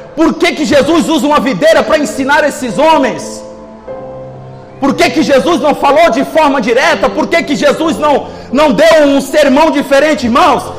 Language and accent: Portuguese; Northeast Brazil, Brazil; moved away; Nós que somos nordestinos